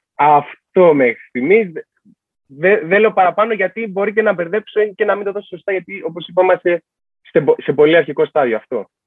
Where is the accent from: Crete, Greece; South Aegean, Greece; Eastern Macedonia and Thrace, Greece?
South Aegean, Greece; Rhodes; είμαι και από Ρόδο. Δεν είμαι ούτε από Αθήνα ούτε από Θεσσαλονίκη.